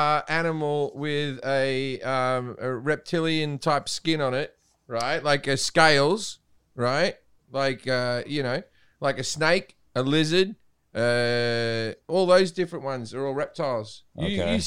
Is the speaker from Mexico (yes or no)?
no; Australia; now in United States; I used to have a lot of geckos come into my house as a kid.